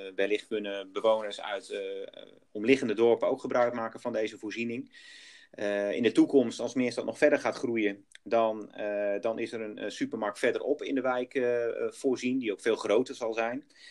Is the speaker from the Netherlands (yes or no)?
yes; Groningen, Netherlands; ben ik ook geboren en getogen Groningen